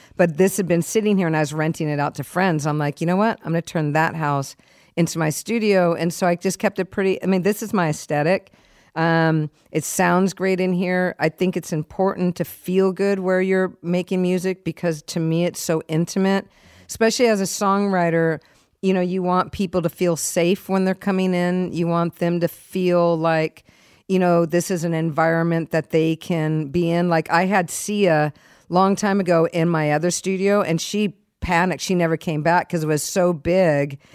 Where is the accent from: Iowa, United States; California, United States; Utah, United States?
California, United States; San Diego; also born or lived in Springfield, Massachusetts; I was one years old and then we moved to San Diego. So I was raised in San Diego.